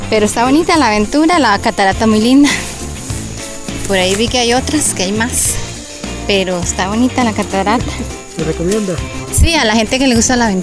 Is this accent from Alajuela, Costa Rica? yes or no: no; Cartago, Costa Rica